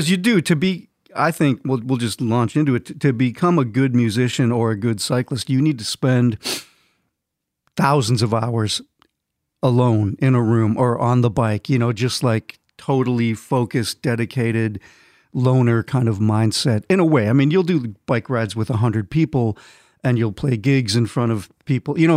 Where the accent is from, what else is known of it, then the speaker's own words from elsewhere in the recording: Minnesota, United States; grew up in Minnesota